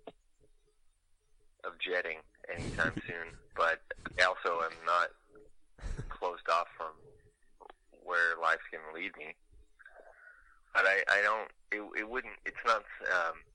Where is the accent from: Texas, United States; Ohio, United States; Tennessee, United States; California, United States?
California, United States; now in Los Angeles, United States; I'm from California